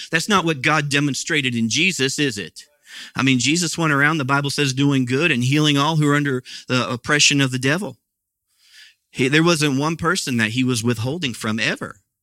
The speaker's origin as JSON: {"language": "English", "region": "Midwest", "country": "United States", "tie": "born or raised there", "moved": "yes", "said": "where I grew up was out in the Midwest"}